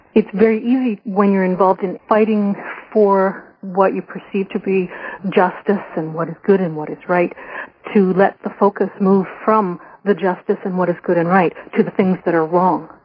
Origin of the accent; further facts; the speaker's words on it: Canada; I was a white Irish Canadian woman